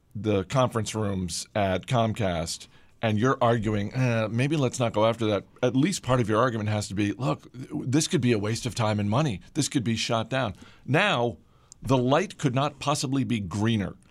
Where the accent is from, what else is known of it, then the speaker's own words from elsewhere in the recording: Boston, Massachusetts, United States; moved away; I was just up in the, uh, the motherland.